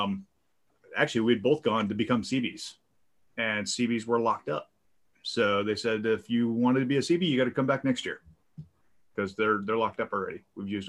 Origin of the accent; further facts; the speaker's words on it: Michigan, United States; moved away as an adult; also born or lived in San Francisco, California; Growing up in Michigan